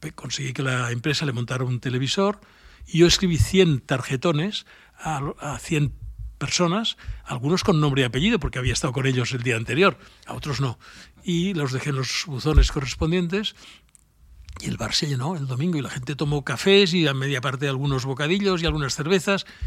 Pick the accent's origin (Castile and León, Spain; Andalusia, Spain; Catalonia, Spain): Catalonia, Spain; Barcelona; yo soy de Barcelona